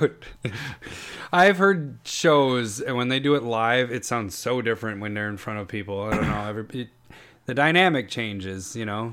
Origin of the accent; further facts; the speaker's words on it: Minnesota, United States; as a Minnesotan